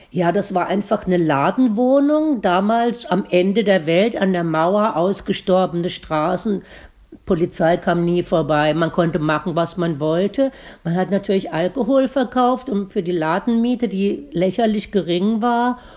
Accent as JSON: {"language": "German", "town": "Hügelsheim", "region": "Baden-Württemberg", "country": "Germany", "tie": "born or raised there", "moved": "yes", "said": "Ich komme aus Hügelsheim bei Baden-Baden"}